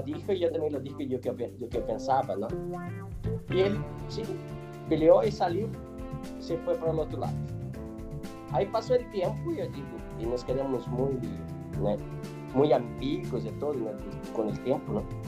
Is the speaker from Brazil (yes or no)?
yes; Brazil; Spanish is a second language; moved away as an adult; also born or lived in Monterrey, Mexico / Switzerland